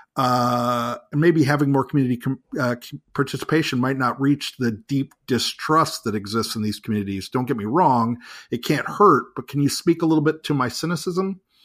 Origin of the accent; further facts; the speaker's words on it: New York City, New York, United States; I was born in New York City myself